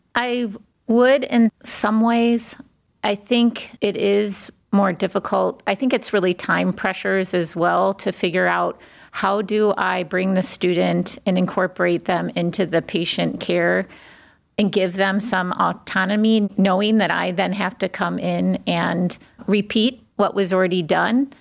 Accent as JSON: {"language": "English", "town": "Cleveland", "region": "Ohio", "country": "United States", "tie": "born or raised there", "also_born_or_lived": "Washington, D.C. / New Haven, Connecticut", "moved": "as an adult", "said": "I was born in Cleveland, left and lived on both coast, but of course came back to Cleveland"}